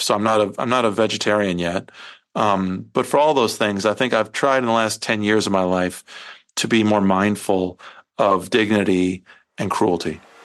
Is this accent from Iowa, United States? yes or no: yes; Iowa, United States; I come from Iowa, although I didn't grow up on a farm